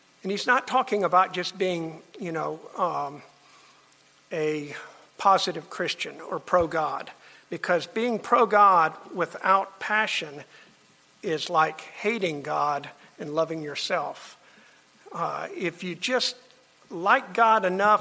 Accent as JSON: {"language": "English", "town": "Miami", "region": "Florida", "country": "United States", "tie": "born or raised there", "said": "I grew up in Miami"}